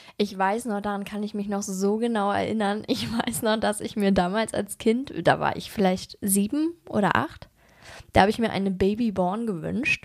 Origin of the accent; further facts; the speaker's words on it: Germany; wir kommen ja aus Berlin und Umgebung